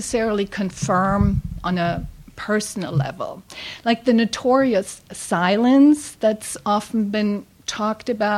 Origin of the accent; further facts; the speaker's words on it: Frankfurt, Hesse, Germany; moved away as an adult; now in San Diego, United States; I grew up in Frankfurt, Germany